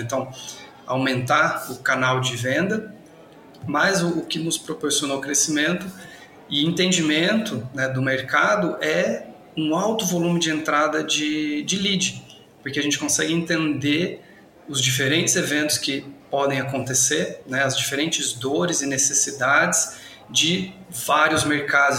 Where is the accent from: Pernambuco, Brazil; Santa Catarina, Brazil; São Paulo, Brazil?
São Paulo, Brazil; São José dos Campos; moved away as an adult; now in Ribeirão Preto, Brazil; Sou nascido em São José dos Campos, acho que ele um pouquinho do começo, né, da vida, fiquei até os 18 anos por lá